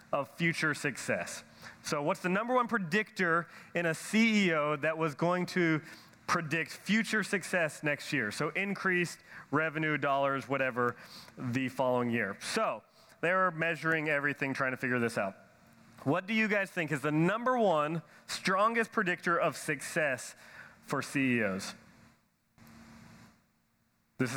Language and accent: English; Nashville, Tennessee, United States; I'm from Nashville, Tennessee.